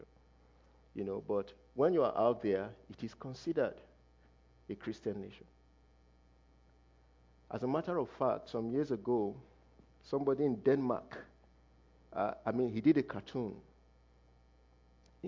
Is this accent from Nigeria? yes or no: yes; Nigeria; we come from Nigeria. Nigeria is in Africa